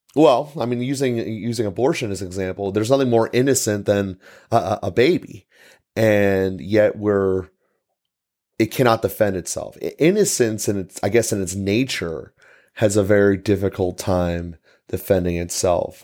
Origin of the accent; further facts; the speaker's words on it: United States; we as American people